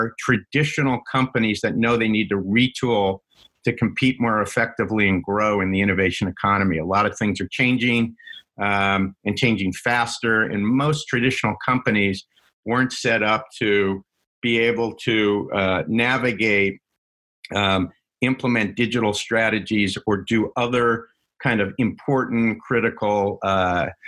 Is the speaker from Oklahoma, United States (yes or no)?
no; New York, United States; also born or lived in Washington, D.C. / Boston; now in Seattle, United States; I grew up in New York originally, and then in D.C. Went to high school, and then spent 7 years in Boston